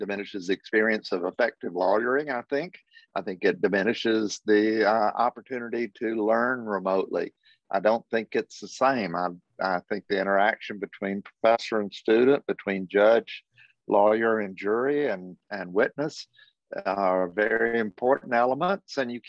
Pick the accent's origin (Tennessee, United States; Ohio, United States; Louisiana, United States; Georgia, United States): Georgia, United States; Athens; But growing up in Athens, I saw it all.